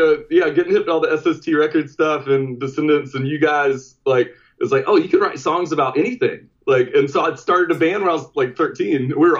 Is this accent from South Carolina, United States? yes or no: yes; Hartsville, South Carolina, United States; moved away; I'm from Hartsville, South Carolina originally.